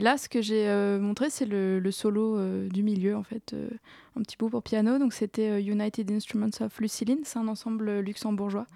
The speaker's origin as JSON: {"language": "French", "town": "Strasbourg", "region": "Grand Est", "country": "France", "tie": "born or raised there", "moved": "as an adult", "said": "je suis née à Strasbourg et j'y suis restée jusqu'à jusqu'à la fin de mon master"}